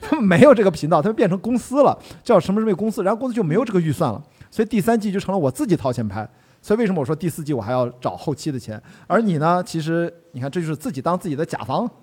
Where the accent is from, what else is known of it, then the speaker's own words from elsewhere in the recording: Qingdao, Shandong, China; 青岛人嘛，我在海里面长大，我对深海是没有恐惧的